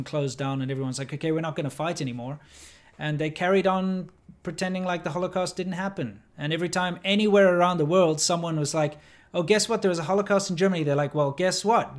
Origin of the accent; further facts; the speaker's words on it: South Africa; moved away; also born or lived in China; I grew up in South Africa.